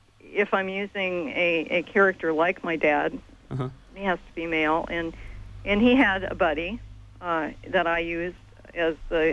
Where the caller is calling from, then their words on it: Tennessee, United States; I'm in Tennessee right